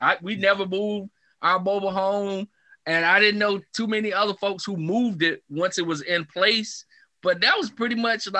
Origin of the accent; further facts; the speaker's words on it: the South, United States; I grew up in the South, right? And in the South, we had a lot of mobile homes in the South.